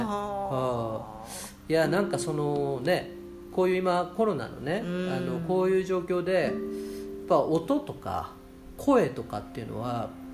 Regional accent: Iizuka, Fukuoka, Japan; 僕が生まれた飯塚の方言なんですよね

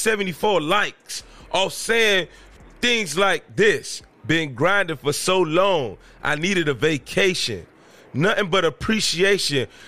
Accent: Miami, Florida, United States; I'm from Miami

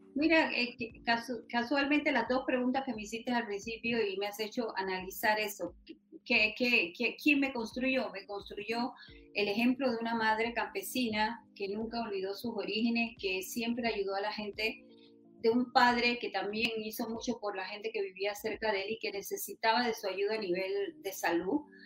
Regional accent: Macaracas, Los Santos, Panama; yo nací en Macaracas, provincia de Los Santos

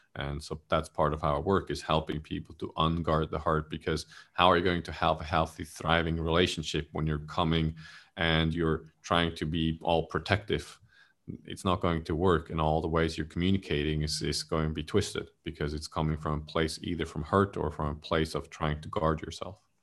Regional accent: Switzerland; now in Malaysia; I'm originally from Switzerland

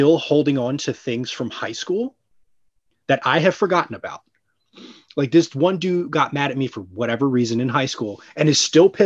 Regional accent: New Jersey, United States; moved away as an adult; now in New York City, United States; I grew up in South Jersey. That's where all of that happened. Like, I moved out of there 2 years ago.

